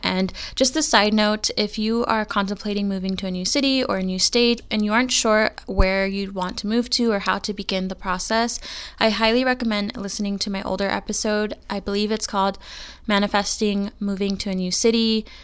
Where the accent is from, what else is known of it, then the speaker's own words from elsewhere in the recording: California, United States; moved away as an adult; I am born and raised in California. I've lived there my entire life